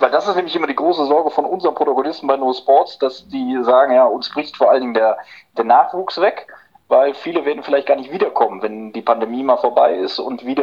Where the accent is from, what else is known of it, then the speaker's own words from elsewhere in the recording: Korbach, Hesse, Germany; den damals äh, viel größeren Club in, in meiner Heimatstadt Korbach, den SV 09 Korbach